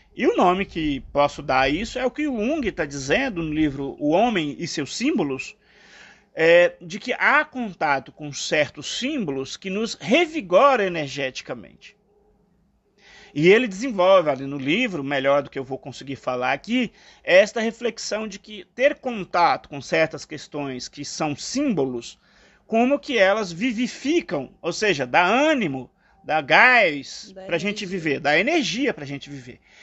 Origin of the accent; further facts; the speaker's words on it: eastern Minas Gerais, Brazil; now in São Paulo, Brazil; no leste de Minas, onde eu nasci